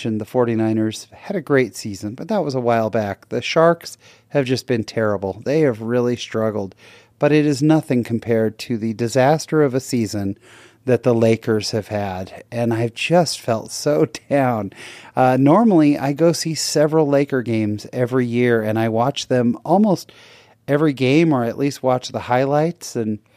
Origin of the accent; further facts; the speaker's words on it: Bay Area, California, United States; born in Southern California, raised in the Bay Area, moved back to Southern California, and I've kind of been back and forth a little bit throughout my life